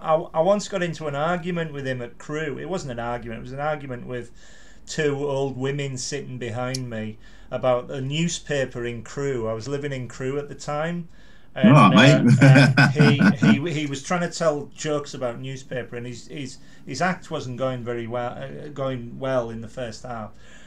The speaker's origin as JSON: {"language": "English", "town": "Carlisle", "region": "North West England", "country": "United Kingdom", "also_born_or_lived": "Crewe", "moved": "yes", "said": "And he said, \"Where are you from?\" I said, \"Carlisle.\""}